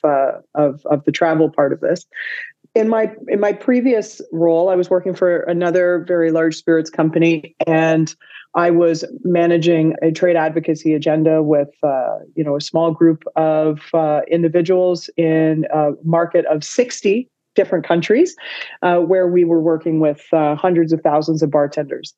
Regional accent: Toronto, Ontario, Canada; moved away as an adult; also born or lived in Vancouver; I'm born and raised in Toronto, but I moved to Vancouver in 2007.

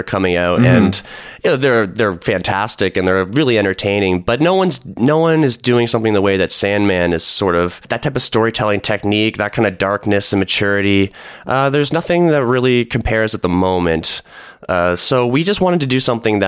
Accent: Burlington, Ontario, Canada; I grew up in Burlington

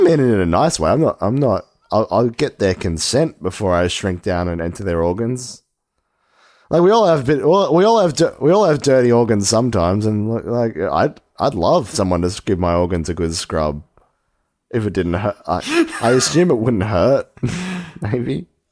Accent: Australia; we're Australian

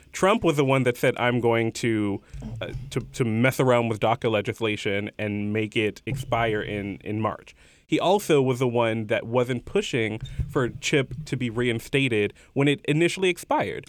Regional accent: Houston, Texas, United States; moved away as an adult; I went back home to Houston

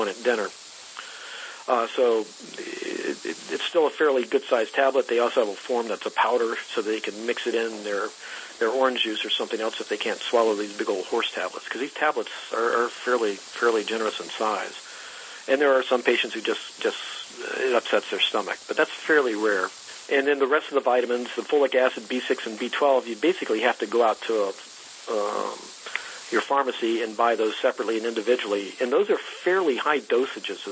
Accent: the South, United States; now in California, United States; I grew up in the South

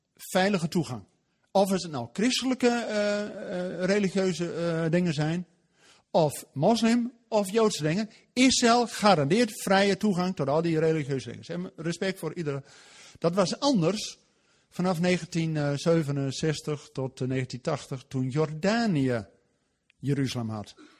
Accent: Netherlands; wij als Nederlanders

